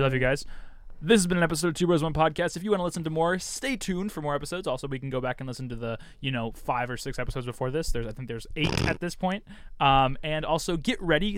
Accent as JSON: {"language": "English", "region": "California", "country": "United States", "said": "Californian boy"}